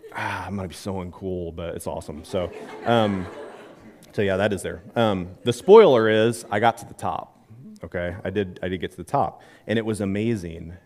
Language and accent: English; Midwest, United States; I'm from the Midwest